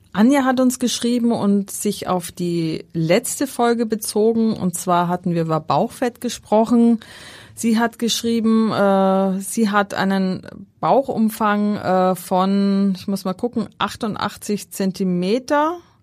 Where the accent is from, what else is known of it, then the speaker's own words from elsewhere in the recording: Schärding, Upper Austria, Austria; moved away; Das ist meine Heimat dort